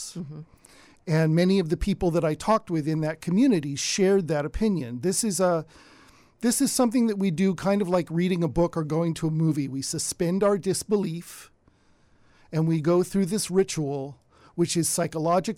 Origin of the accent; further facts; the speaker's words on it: Davis, California, United States; I grew up in Davis.